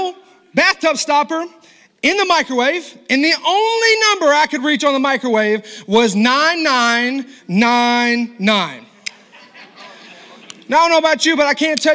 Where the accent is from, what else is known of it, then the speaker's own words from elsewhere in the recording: the South, United States; I'm from the South. My mama was a Southern cook